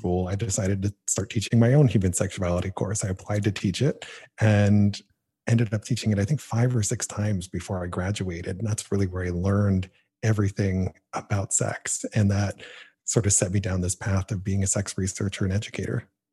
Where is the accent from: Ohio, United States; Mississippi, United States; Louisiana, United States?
Ohio, United States; Canton; my hometown, Canton, Ohio